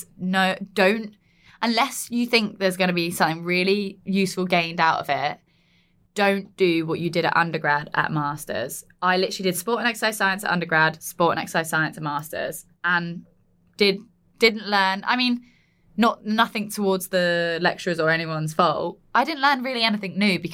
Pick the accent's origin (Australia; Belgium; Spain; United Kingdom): United Kingdom; Surrey, South East England; moved away as an adult; also born or lived in Sheffield; I'm originally from Surrey